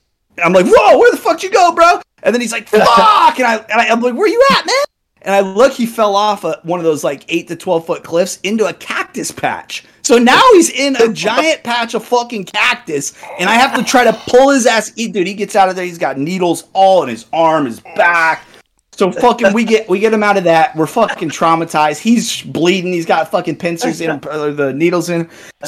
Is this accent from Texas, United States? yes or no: yes; Texas, United States; I was down in Texas, man.